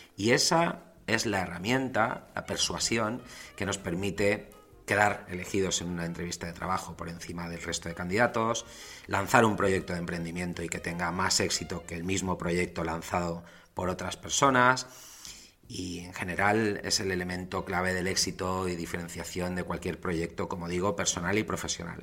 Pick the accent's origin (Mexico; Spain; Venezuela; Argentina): Spain; Valencia, Valencian Community; also born or lived in London; soy nacido en Valencia, España, que me marché a Londres, que cuando volví